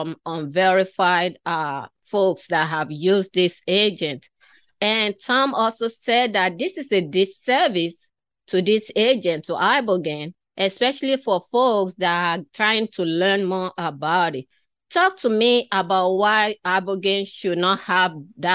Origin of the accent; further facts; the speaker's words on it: Nigeria; moved away; I was originally from Africa, from western part of Africa. I was born, my earlier childhood was in that community.